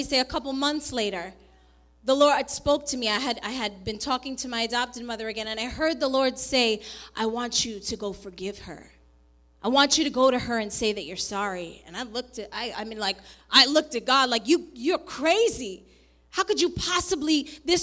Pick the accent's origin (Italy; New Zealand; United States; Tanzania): United States; New York; born or raised there; also born or lived in Colombia